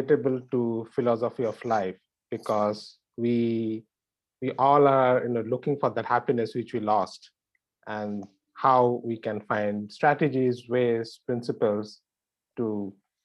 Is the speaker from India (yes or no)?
yes; India; moved away as an adult; now in New York, United States; India, where I grew up